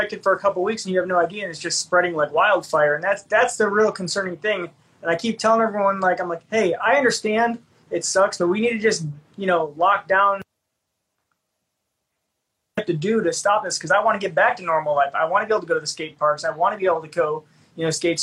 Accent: Cleveland, Ohio, United States; moved away as an adult; I'm from Cleveland originally. Like, I grew up skating with Craig Parsons

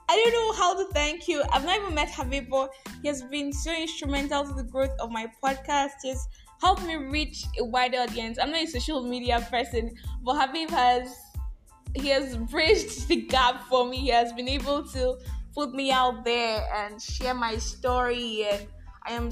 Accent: Nigeria; I am that Nigerian Christian

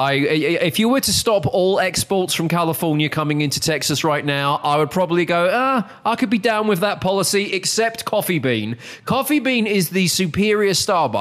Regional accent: United Kingdom; moved away; as a Brit

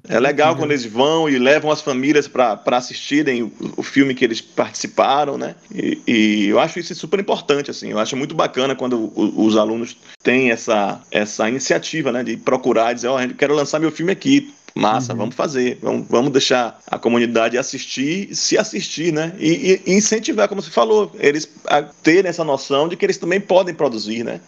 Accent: Cachoeira, Bahia, Brazil; Sou cachoeirano, nasci, moro em Cachoeira

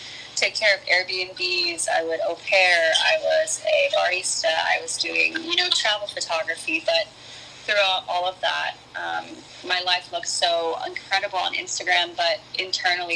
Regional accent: East Coast, United States; moved away as an adult; I grew up on the East Coast

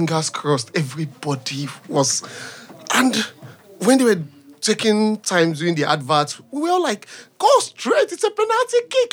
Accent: Nigeria; now in Bradford, United Kingdom; I am originally from Nigeria, Africa

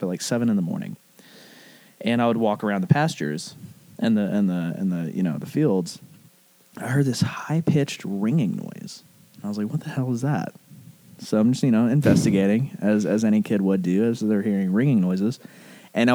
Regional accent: Arab, Alabama, United States; also born or lived in Chelsea, Alabama; I was born in Arab.

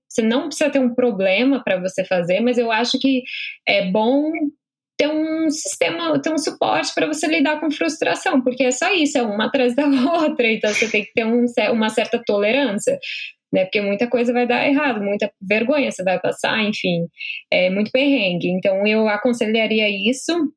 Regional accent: São Paulo, Brazil; moved away as an adult; also born or lived in Rondônia; now in Dublin, Ireland; eu nasci em Rondônia, porque minha mãe estava grávida de mim e meu pai estava lá também, então não dava para ela viajar. E aí eu nasci, acabei, acabei nascendo lá, e aí depois eu mudei para São Paulo, né? Mas é, e aí eu morei em São Paulo a minha vida toda

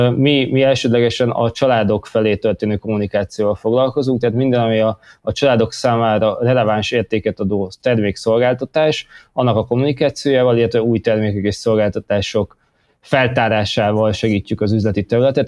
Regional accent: Hungary; moved away as an adult; also born or lived in London; úgy éreztem, hogy jól lenne hazajönni, hazahúzott a honvágy

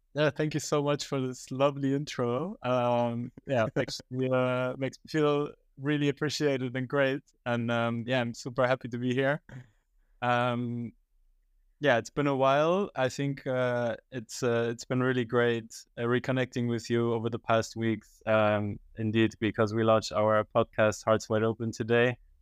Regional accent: Germany; moved away as an adult; also born or lived in Iran; now in Netherlands; I was actually born and raised in Germany

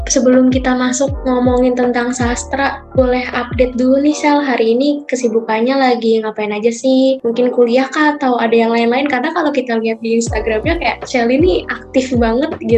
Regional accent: Wonogiri, Central Java, Indonesia; Iya, kenalin … aku dari Wonogiri, dari jurusan Teknologi Rekayasa Otomasi, Undip

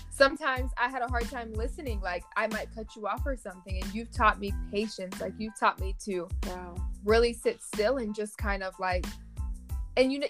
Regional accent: Cincinnati, Ohio, United States; I'm from Cincinnati, Ohio.

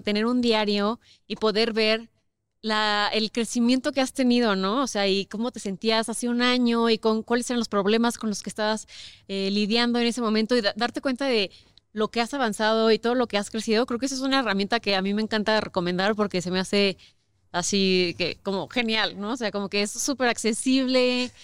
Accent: Querétaro, Mexico; now in Mexico City, Mexico; yo crecí toda la vida en Querétaro

